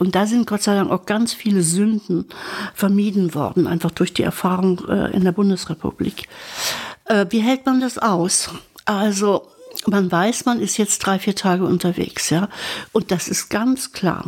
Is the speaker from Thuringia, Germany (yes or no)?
yes; Berka, Thuringia, Germany; moved away; ich kam aus diesem Dorf Berka, die in Sondershausen war fünf Kilometer entfernt